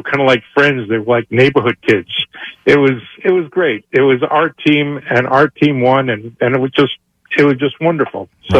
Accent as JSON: {"language": "English", "town": "New York City", "region": "New York", "country": "United States", "tie": "born or raised there", "said": "I grew up in Elmhurst, Queens, right down the street from the stadium. So it was like more than a home team. It was my neighborhood team."}